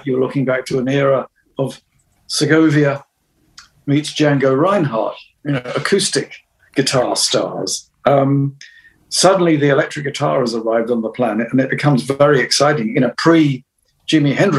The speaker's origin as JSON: {"language": "English", "country": "United Kingdom", "said": "other than being British."}